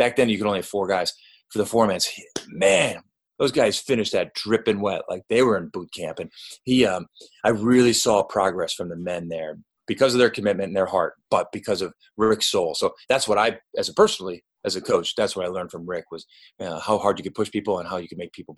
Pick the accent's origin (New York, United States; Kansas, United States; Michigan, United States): New York, United States; Lafayette; moved away; also born or lived in Syracuse, New York; I was home up in upstate New York. I grew up in Lafayette